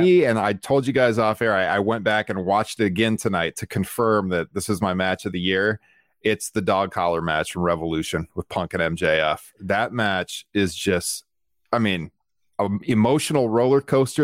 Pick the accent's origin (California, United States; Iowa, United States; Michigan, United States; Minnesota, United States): Iowa, United States; here in my hometown